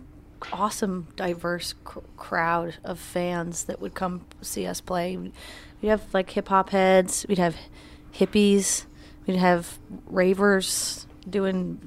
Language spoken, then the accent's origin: English; Greenwich, New York, United States; you better pronounce that W, where we're from